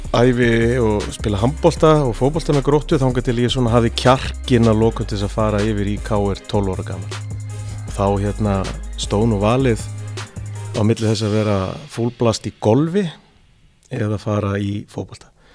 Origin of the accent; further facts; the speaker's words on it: Seltjarnarnes, Capital Region, Iceland; moved away as an adult; also born or lived in Erie, Pennsylvania, United States; Ég fættur og uppalinn á Seldjarnanessi í mikillir KR fjölskyldu